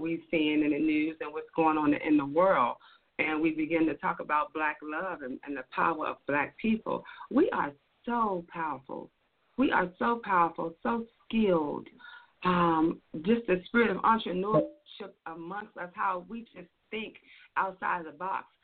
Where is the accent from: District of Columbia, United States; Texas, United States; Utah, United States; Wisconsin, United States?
District of Columbia, United States; Washington; now in Atlanta, United States; I am a Washingtonian, born and raised in the D.C. area.